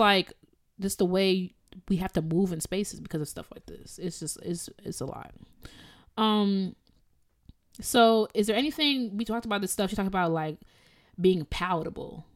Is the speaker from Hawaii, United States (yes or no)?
no; Evanston, Illinois, United States; I'm from Evanston